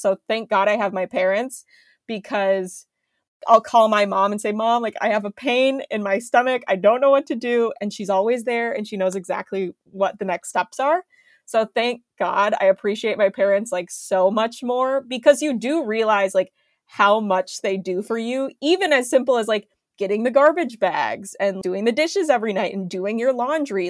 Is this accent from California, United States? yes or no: no; Minneapolis, Minnesota, United States; I was going back to my hometown